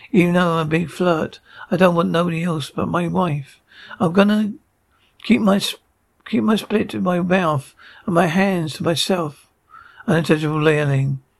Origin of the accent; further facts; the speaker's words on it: East Coast, United States; also born or lived in New York; I'm from the East Coast, so I grew up over there. I was living in New York.